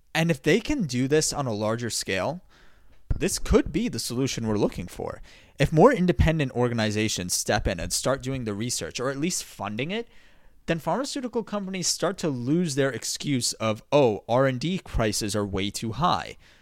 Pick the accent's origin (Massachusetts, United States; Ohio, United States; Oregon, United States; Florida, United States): Massachusetts, United States; My home state of Massachusetts